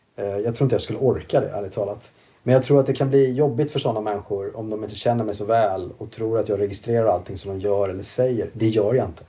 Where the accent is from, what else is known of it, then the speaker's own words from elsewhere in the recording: Kalmar, Kalmar County, Sweden; moved away as an adult; also born or lived in Sandared, Borås / Asia / London; now in Stockholm, Sweden; Jag växte upp i Kalmar.